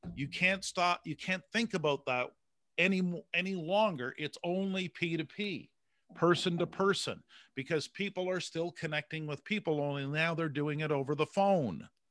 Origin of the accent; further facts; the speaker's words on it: Canada; I'm a Canadian